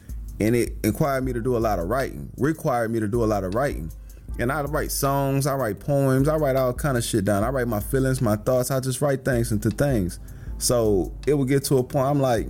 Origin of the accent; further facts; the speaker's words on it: Houston, Texas, United States; I'm from Houston. I'm 31. I'm black.